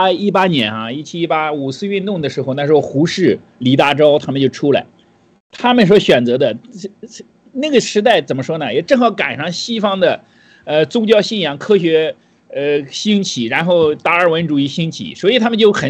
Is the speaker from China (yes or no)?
yes; China; 我们中国人